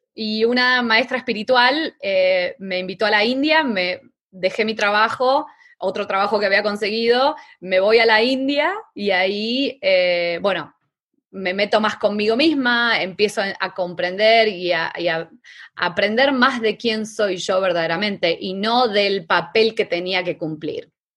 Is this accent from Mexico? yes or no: no; Argentina; moved away as an adult; also born or lived in New York; mi papá tenía un, negocio de lencería en Argentina